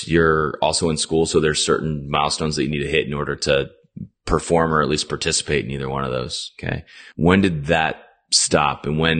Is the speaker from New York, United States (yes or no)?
no; Virginia, United States; also born or lived in Miami; So we're from Virginia.